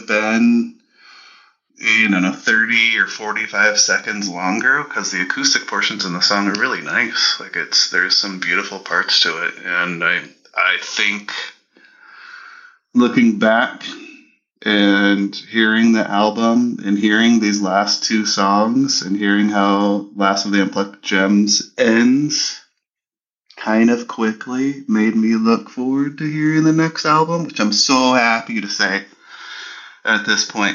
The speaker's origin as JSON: {"language": "English", "country": "Canada", "said": "as a Canadian"}